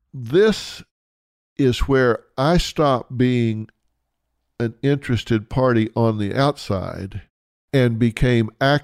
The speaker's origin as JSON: {"language": "English", "region": "Texas", "country": "United States", "said": "I'm from Texas. I know Houston."}